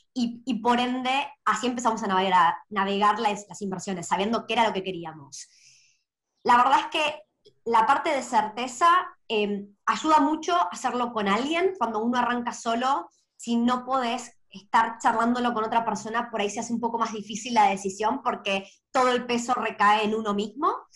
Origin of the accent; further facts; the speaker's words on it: Argentina; moved away as an adult; now in Australia; Soy originalmente de Argentina. Hace seis años me mudé a Australia